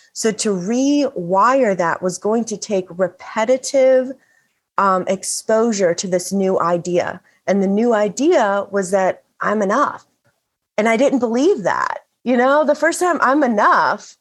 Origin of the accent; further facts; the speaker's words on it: Bible Belt, the South, United States; The town, my hometown, is referred to as the buckle of the oh, Bible ah, Belt